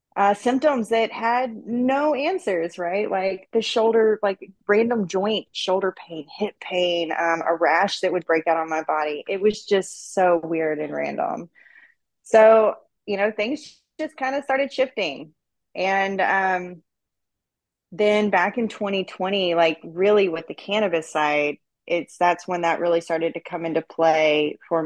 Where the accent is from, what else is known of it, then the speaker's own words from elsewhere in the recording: East Texas, United States; I was raised out in East Texas